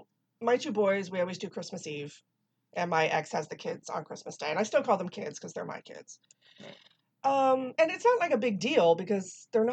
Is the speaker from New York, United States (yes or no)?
no; Texas, United States; Shoot, I'm from Texas. We don't do this shit.